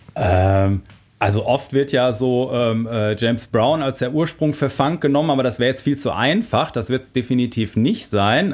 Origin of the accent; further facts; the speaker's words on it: Germany; wir als, äh, Deutsche